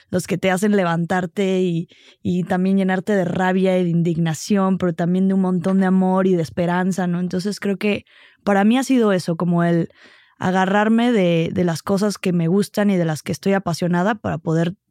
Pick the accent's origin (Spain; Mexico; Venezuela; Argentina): Mexico; Oaxaca; pues, ¿quién soy? ¿Qué soy en este mundo? Eh, soy de Oaxaca, nací en Oaxaca